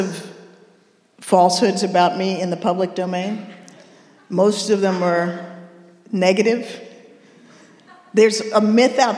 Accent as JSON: {"language": "English", "town": "Washington", "region": "District of Columbia", "country": "United States", "moved": "as an adult", "said": "I'm from Washington, D.C., East Coast, never lived outside of the East Coast."}